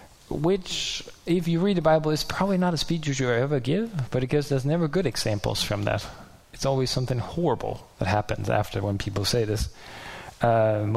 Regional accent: Denmark; I'm from Denmark and I live far away

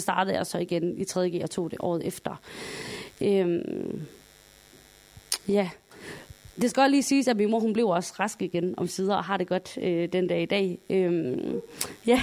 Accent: Sønderborg, Southern Denmark, Denmark; Jeg kommer jo fra Sønderborg

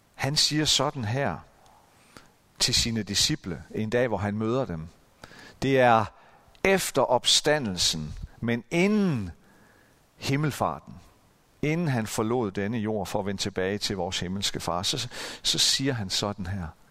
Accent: Central Jutland, Central Denmark Region, Denmark; i den menighed, hvor, hvor jeg voksede op, nede i det midtjyske

